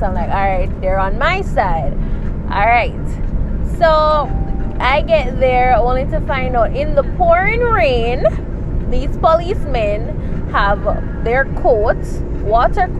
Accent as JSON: {"language": "English", "country": "Jamaica", "said": "we're Jamaicans. I'm a Jamaican"}